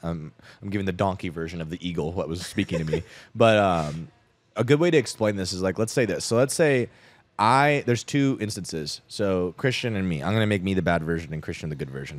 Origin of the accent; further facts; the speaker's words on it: Scottsdale, Arizona, United States; I grew up in Scottsdale, Arizona